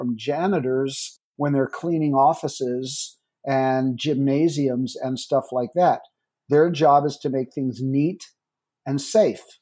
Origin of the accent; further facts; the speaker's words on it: New York, United States; moved away; I'm a New Yorker originally